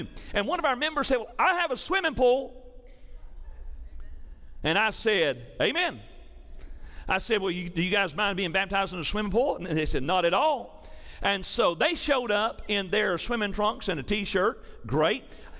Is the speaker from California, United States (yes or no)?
no; Tennessee, United States; moved away; I'm from Tennessee.